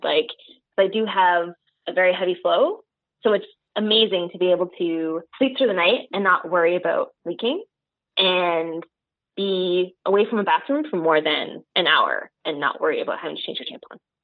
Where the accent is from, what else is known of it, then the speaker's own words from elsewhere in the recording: Toronto, Ontario, Canada; I am Chinese Canadian, born and bred in Toronto